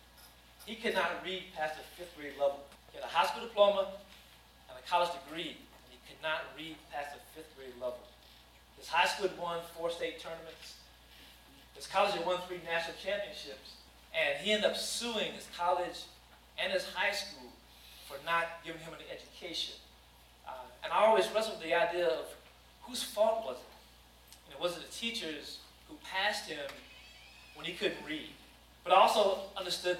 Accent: Danville, Kentucky, United States; I grew up in Danville, Kentucky, a sports town

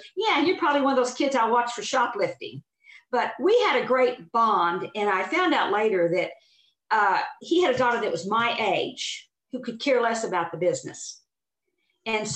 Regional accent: Oklahoma, United States; I'm from Oklahoma

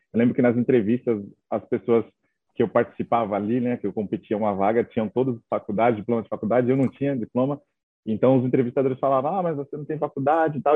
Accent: Itaquaquecetuba, São Paulo, Brazil; moved away as an adult; also born or lived in Dublin; Minha mãe mora em Itaquá, né? Hoje ela continua morando em Itaquá, então eu cresci em Itaquá

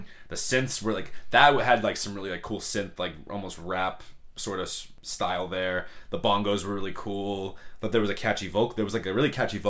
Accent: Boston, Massachusetts, United States; we're obviously from Boston.

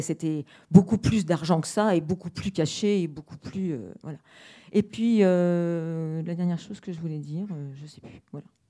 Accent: Paris, Île-de-France, France; je suis parisienne

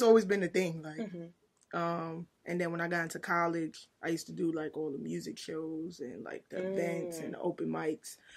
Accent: New York City, New York, United States; I'm from Brooklyn. Don't forget the Brooklyn.

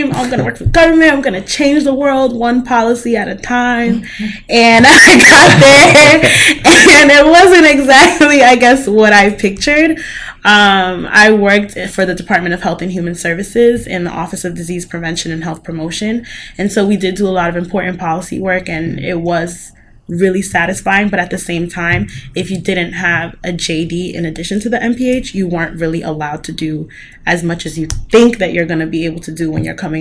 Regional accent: New York City, New York, United States; My family's from Cameroon, but I'm from Queens, New York

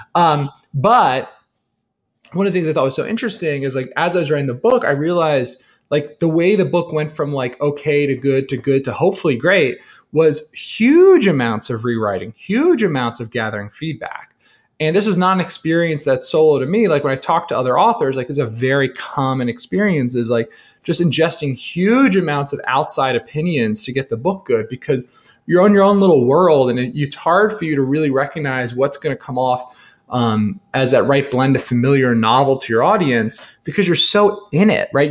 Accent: New Jersey, United States; I'm a kid from New Jersey

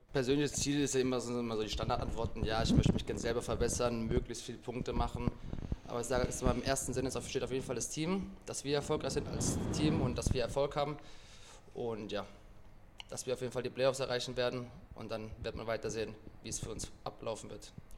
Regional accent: Villingen-Schwenningen, Baden-Württemberg, Germany; moved away as an adult; also born or lived in Essen; now in Hamburg, Germany; in meiner Heimatstadt in Schwenningen

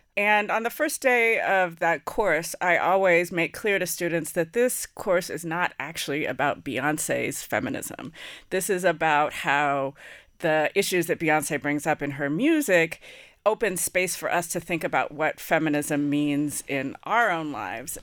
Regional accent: San Francisco, California, United States; I'm born in San Francisco, California

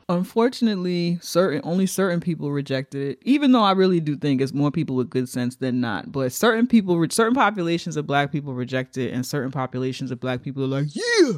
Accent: New York City, New York, United States; We're from the Bronx.

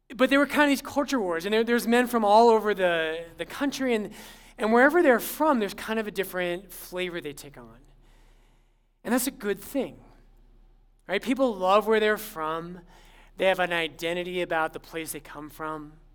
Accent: Littleton, Colorado, United States; I'm actually I'm from Littleton, but everyone thought I was from Boulder

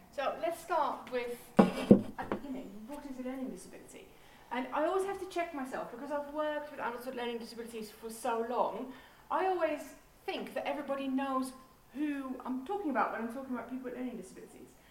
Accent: Netherlands; moved away as an adult; now in Portsmouth, United Kingdom; originally, I'm from the Netherlands, um, but God called me to England 18 years ago

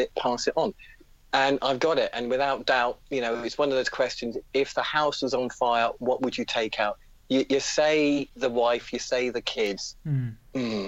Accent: United Kingdom; What did we do as young British guys?

